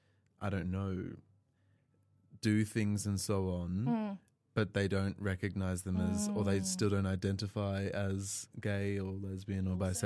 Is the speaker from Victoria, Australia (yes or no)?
yes; Melbourne, Victoria, Australia; moved away; I came from Melbourne, you know, so, like, yeah, big city